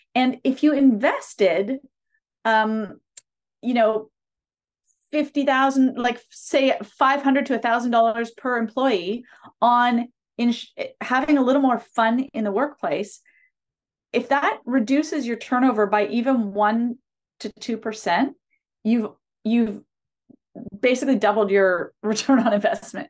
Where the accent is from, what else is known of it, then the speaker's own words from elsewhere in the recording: a city about four hours north of Toronto, Ontario, Canada; moved away as an adult; now in Toronto, Canada; grew up in a city s, about four hours north of Toronto